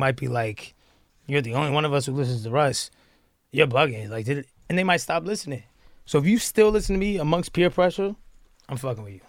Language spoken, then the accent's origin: English; Atlanta, Georgia, United States; I came from Atlanta